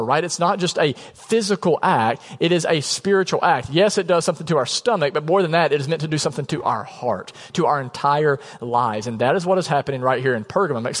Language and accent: English; United States; as an American